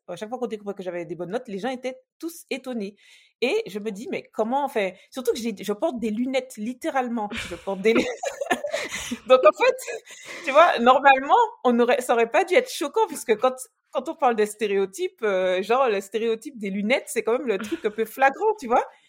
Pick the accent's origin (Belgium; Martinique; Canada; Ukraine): Martinique; moved away as an adult; also born or lived in Metropolitan France; now in France; j'ai grandi en Martinique, je pense que ça mmh s'entend un petit peu